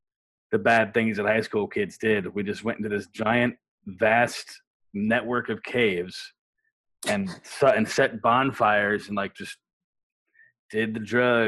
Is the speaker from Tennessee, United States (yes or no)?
no; Upstate New York, United States; Upstate New York.